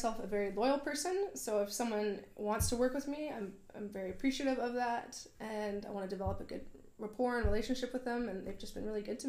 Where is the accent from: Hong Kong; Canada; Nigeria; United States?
Canada; Vernon, British Columbia; also born or lived in Victoria, Canada; I grew up in Vernon.